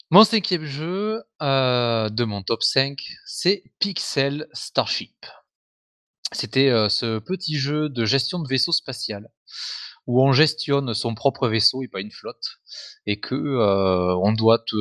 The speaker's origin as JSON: {"language": "French", "country": "France", "said": "Je suis Français"}